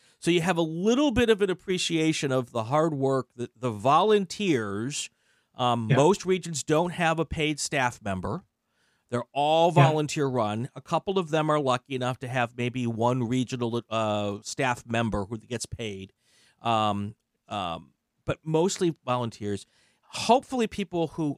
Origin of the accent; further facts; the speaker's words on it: Midwest, United States; also born or lived in East Coast; now in Los Angeles, United States; I grew up in the Midwest and I, you know, lived all up and down the East Coast